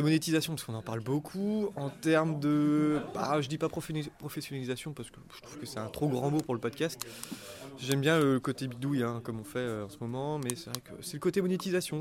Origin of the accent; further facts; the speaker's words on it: Lorient, Brittany, France; now in Rennes, France; je suis originaire de Bretagne, de Lorient, mais je fais mes études à Rennes